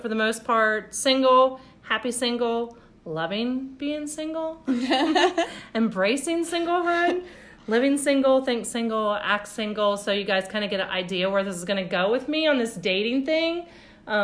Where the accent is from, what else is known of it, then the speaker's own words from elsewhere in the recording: Ohio, United States; moved away as an adult; also born or lived in Tennessee; I was born and raised in Ohio in another little small town close to Channon